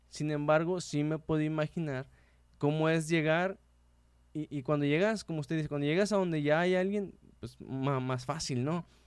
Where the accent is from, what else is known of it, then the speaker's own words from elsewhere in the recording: Mexico; somos mexicanos